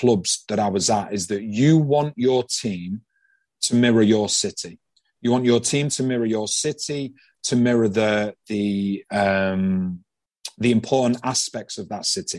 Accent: Manchester, North West England, United Kingdom; moved away as an adult; also born or lived in Stoke-on-Trent; now in Philadelphia, United States; I'm from Manchester in England, which is so similar to Philadelphia's in terms of what the people stand for.

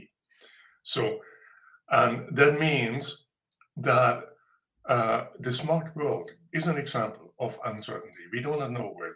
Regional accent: Munich, Bavaria, Germany; I was born in Bavaria, in a little town, and grew up in Munich.

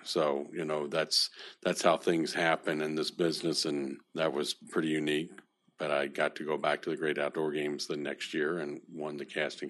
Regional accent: Bahamas; I think I come from the Bahamas.

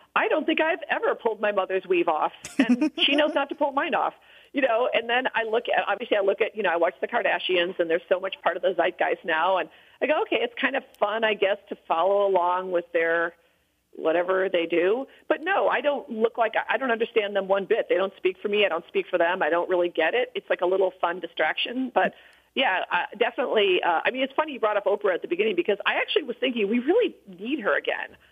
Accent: Illinois, United States; when I was growing up in Illinois

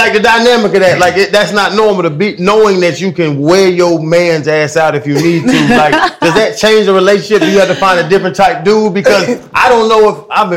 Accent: Atlanta, Georgia, United States; I'm from Atlanta.

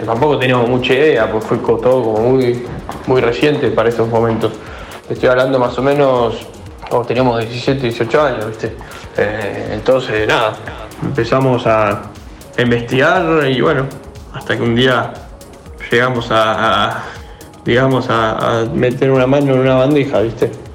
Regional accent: Buenos Aires, Argentina; also born or lived in Pilar; nací en Buenos Aires

